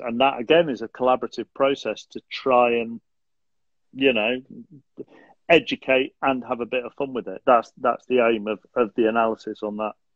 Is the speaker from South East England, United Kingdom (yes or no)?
no; Manchester, North West England, United Kingdom; also born or lived in Rochdale; I was born in Rochdale, um, and moved to moved to South Manchester when I was um 18 months too